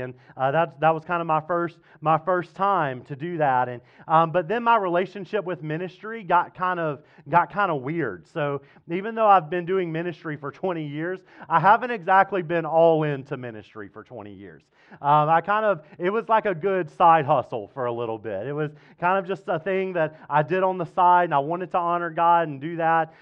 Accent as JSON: {"language": "English", "region": "Mississippi", "country": "United States", "tie": "born or raised there", "moved": "yes", "lives_now": "Fredericksburg, United States", "said": "growing up in Mississippi"}